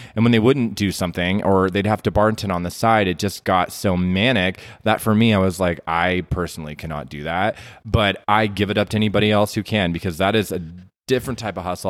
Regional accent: Las Vegas, Nevada, United States; I'm born and raised from Las Vegas, Nevada

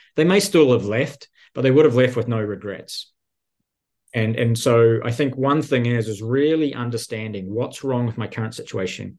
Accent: New Zealand; moved away as an adult; also born or lived in Silicon Valley; now in United States; I'm originally from New Zealand.

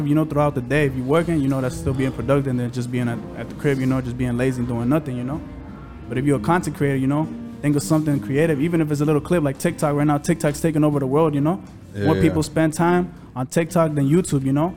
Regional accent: Elgin, Illinois, United States; we're out from the suburbs out of Chicago and in Elgin

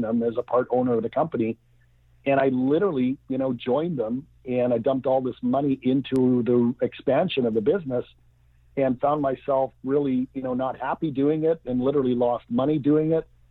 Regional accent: Vancouver, British Columbia, Canada; I'm from Vancouver, British Columbia, Canada, grew up, went to university

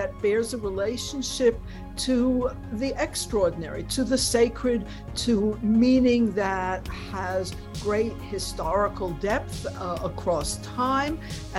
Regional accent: New York City, New York, United States; So I think I was very much shaped by growing up in New York City, which it has been the largest Jewish city in history for the 20th century.

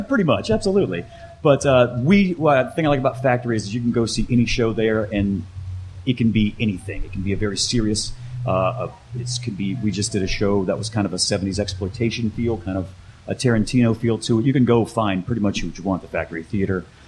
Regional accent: Mississippi Gulf Coast, United States; also born or lived in upstate New York; now in Chicago, United States; I'm originally from the Mississippi Gulf Coast.

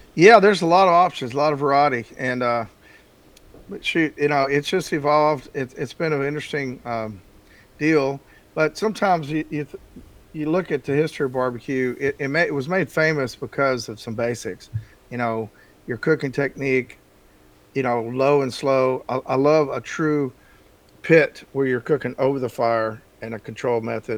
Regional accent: Texas, United States; moved away; I grew up in Texas

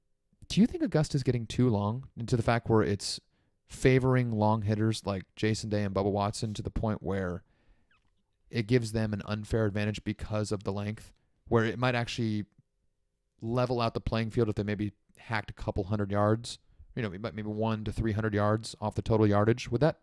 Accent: South Africa; Hey, I'm from South Africa. I didn't understand.

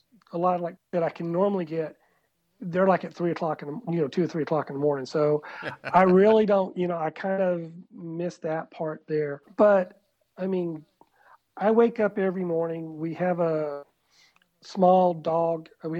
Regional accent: South Georgia, United States; accent: South Georgia; moved away as an adult; also born or lived in Kuwait / China; now in Bulgaria; this was in South Georgia, so I went in my South Georgia accent.

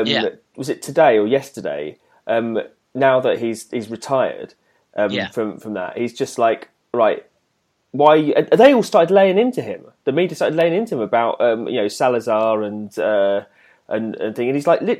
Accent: United Kingdom; we were pleased as British people

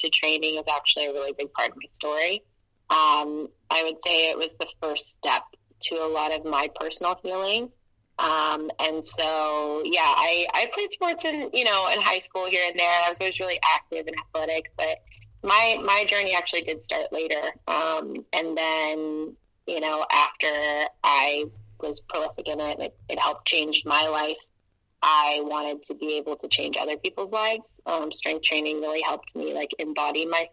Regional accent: Atlanta, Georgia, United States; moved away as an adult; also born or lived in Portland, Oregon; I'm from Atlanta, Georgia, originally. And I'm proud of that. I love my hometown.

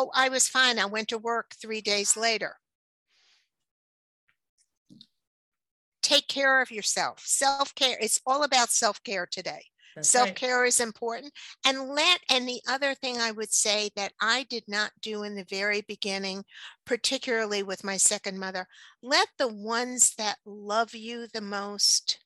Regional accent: New York City, New York, United States; moved away; I grew up in New York City

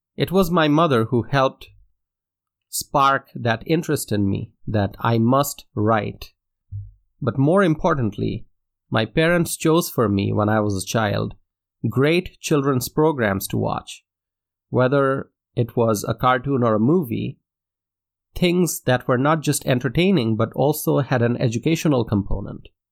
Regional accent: Dhaka, Dhaka Division, Bangladesh; first language Bengali; English is a second language; I grew up in Dhaka, Bangladesh, in Asia

